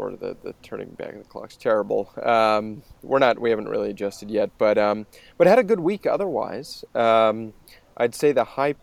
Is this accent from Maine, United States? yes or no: yes; Maine, United States; The states of New England, including my home state of Maine